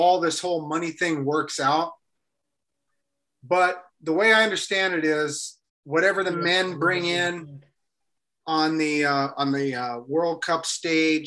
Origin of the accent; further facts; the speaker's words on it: Arkansas, United States; I'm from Arkansas